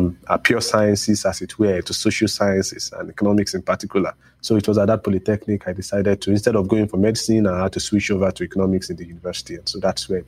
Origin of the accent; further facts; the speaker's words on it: Lagos, Nigeria; moved away as an adult; now in Manchester, United Kingdom; I grew up in Nigeria, in Lagos, Nigeria